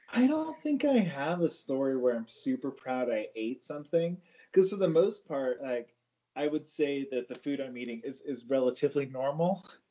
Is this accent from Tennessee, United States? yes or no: no; California, United States; moved away as an adult; now in Denver, United States; I am from California